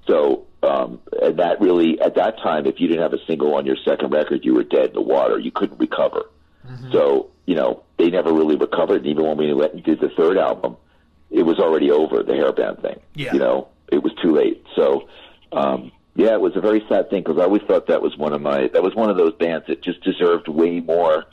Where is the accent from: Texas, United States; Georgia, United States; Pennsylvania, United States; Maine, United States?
Pennsylvania, United States; Philadelphia; moved away; also born or lived in Los Angeles; that's my hometown. I went to Drexel University and I grew up in Lower Merion